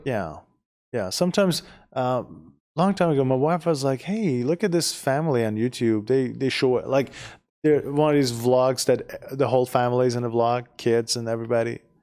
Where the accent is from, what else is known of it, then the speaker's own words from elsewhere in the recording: Iran; first language Persian; English is a second language; moved away as an adult; now in United States; We, we are from Iran, we speak Persian